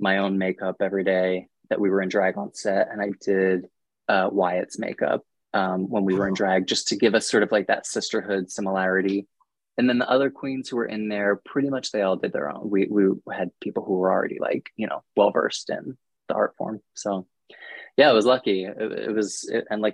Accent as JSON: {"language": "English", "area": "outside of Philadelphia", "region": "Pennsylvania", "country": "United States", "tie": "born or raised there", "also_born_or_lived": "New York", "moved": "yes", "said": "I grew up outside of Philadelphia"}